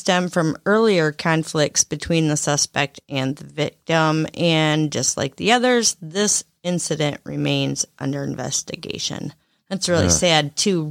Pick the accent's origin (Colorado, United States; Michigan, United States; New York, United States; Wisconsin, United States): Michigan, United States; Lakeview; born there; I was born in Lakeview, by the way.